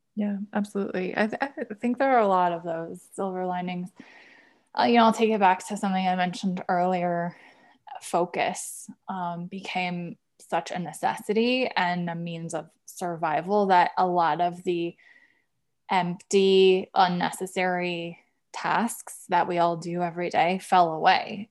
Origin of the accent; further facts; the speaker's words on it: Wisconsin, United States; also born or lived in Nashville / San Francisco; now in Denver, United States; I'm actually a Midwesterner. I'm from Wisconsin originally